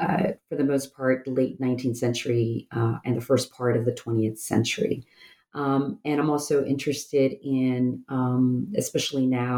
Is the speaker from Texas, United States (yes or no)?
yes; Rio Grande Valley, Texas, United States; I'm from the Rio Grande Valley